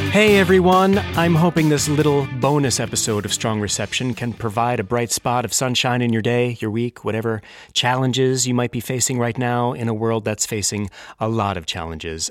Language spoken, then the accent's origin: English; Philadelphia, Pennsylvania, United States; I'm from Philadelphia